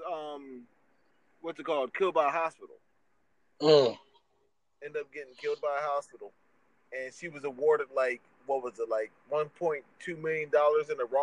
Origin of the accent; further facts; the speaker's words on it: Columbia, South Carolina, United States; in my home state of Columbia, you know, in Columbia, South Carolina, my home state